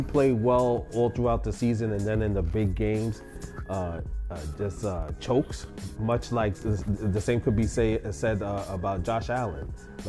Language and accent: English; Puerto Rico; accent: Boricua; Because I'm Boricua. That's my accent.